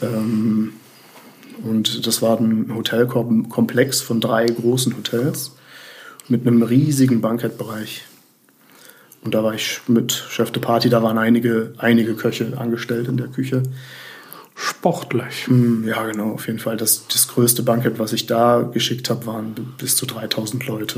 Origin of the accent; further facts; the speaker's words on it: Bonn, North Rhine-Westphalia, Germany; also born or lived in Bremerhaven / Melbourne; so geboren bin ich in Bremerhaven. Ah, ja, klar. Aber seit meinem zweiten Lebensjahr bin ich in Bonn aufgewachsen